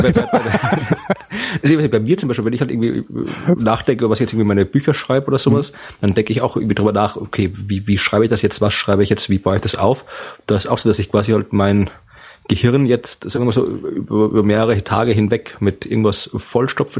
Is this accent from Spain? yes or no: no; Austria; bin in Österreich aufgewachsen mit einem österreichischen Vater und der deutschen Mutter